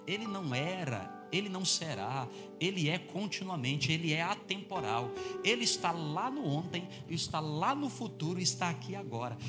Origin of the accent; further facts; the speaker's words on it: Fortaleza, Ceará, Brazil; moved away as an adult; also born or lived in São Carlos; eu sou lá do Ceará. Faz quase 25 anos que eu não moro mais lá. Eu saí de lá, eu tinha 25 anos de idade.